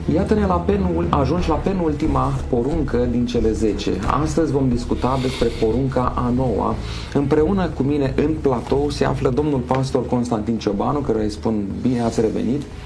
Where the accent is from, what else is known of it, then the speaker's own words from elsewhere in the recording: Romania; noi românii, pentru că suntem români cu toții